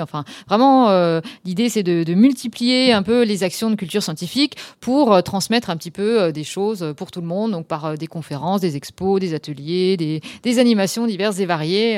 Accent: Lorraine, Grand Est, France; moved away as an adult; also born or lived in Strasbourg / Switzerland / Canada; je suis revenue en Lorraine plutôt, que je suis Lorraine de départ

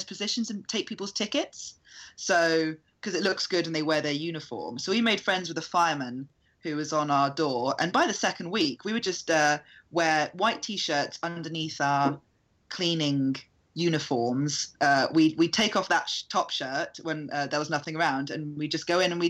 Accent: United Kingdom

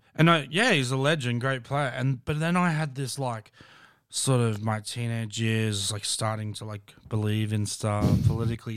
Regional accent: Brisbane, Queensland, Australia; I'm from Brisbane

